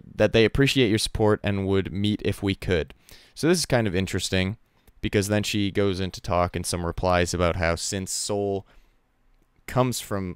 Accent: Canada; We're all Canadians. We all live near Toronto.

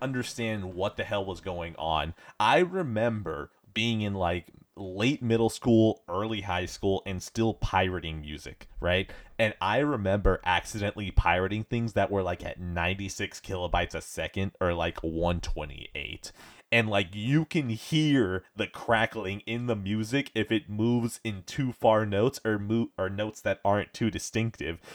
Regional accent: United States; as an American

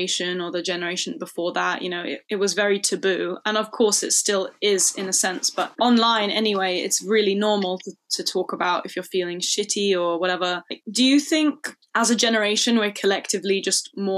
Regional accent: London, United Kingdom; I grew up in London, like it's very queer friendly.

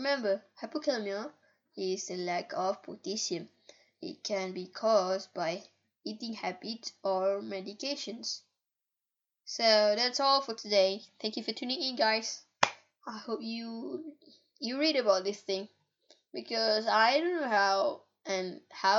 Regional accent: Malaysia; English is a second language; I was born in Malaysia

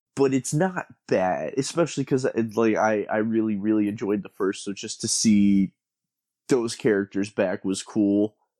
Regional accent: San Antonio, Texas, United States; growing up in San Antonio

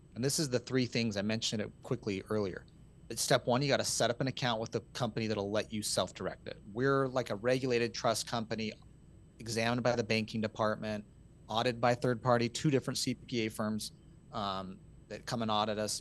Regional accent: Utah, United States; I'm from Utah

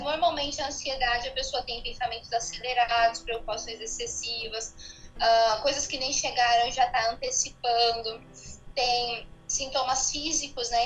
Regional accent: São Paulo, Brazil; also born or lived in Rio de Janeiro; Eu sou paulista, eu fiz faculdade pela Gama Filha no Rio de Janeiro. E depois eu retornei novamente para São Paulo

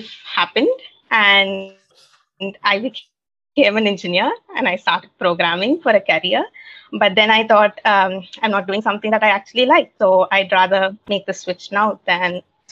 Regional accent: India; I'm from India

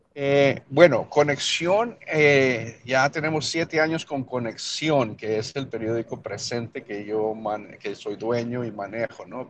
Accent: El Paso, Texas, United States; first language Spanish; also born or lived in Mexico; crecí en El Paso, Texas, pero nací yo en México. Llegamos a los Estados Unidos, ah, llegamos a los Estados Unidos en el 75, cuando ya era un, jovencito, un niño

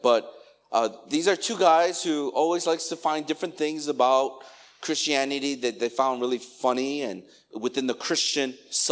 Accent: Chicago, Illinois, United States; moved away; Chicago, my hometown where I grew up

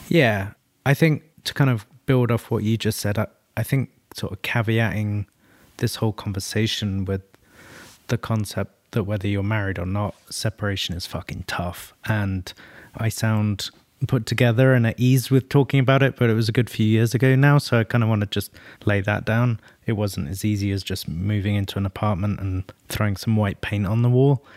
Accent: London, United Kingdom; North London originally. So, kind of supporting my hometown roots as well

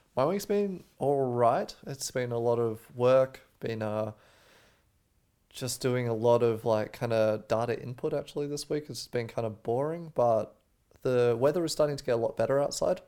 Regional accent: Australia; moved away; I'm from Australia

